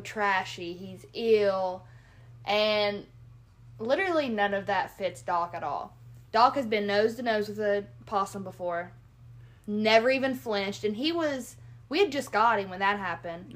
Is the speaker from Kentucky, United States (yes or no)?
yes; Kentucky, United States; also born or lived in Southern Ohio; now in Ohio, United States; I'm from Kentucky